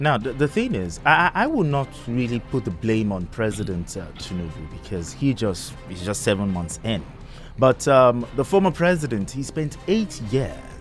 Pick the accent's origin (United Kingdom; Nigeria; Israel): Nigeria; Ijebu-Ode, Ogun State; now in Abeokuta, Nigeria; my hometown, which is Ijebuodi